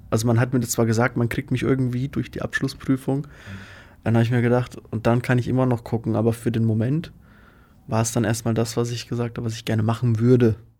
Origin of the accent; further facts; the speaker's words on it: Faulbach, Bavaria, Germany; now in Magdeburg, Germany; ich komme aus Unterfranken. Da bin ich zumindest aufgewachsen. In Faulbach am Main